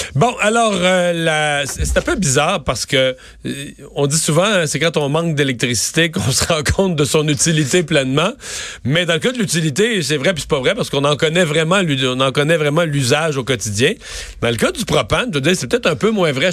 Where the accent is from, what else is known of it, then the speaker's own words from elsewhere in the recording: Eastern Quebec, Canada; je suis de l'Est du Québec